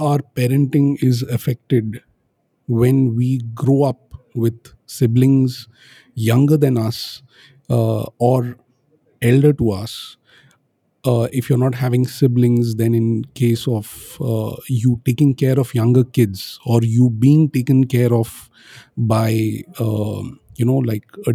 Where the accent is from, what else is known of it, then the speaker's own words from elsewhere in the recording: Pune, Maharashtra, India; now in Bangalore, India; I'm in my hometown in a place called Pune